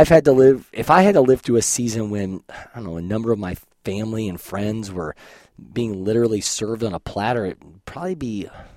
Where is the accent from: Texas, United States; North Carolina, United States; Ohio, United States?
Ohio, United States; Columbus; I grew up around Columbus, Ohio